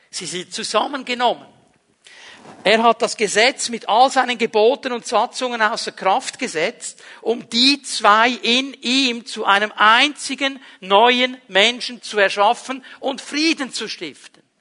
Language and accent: German; Zurich, Switzerland; in dem Dorf, wo ich aufgewachsen bin, ist ein kleineres Bauerndorf im Kanton Zürich. Ähm, meine Großeltern haben da ein Haus gebaut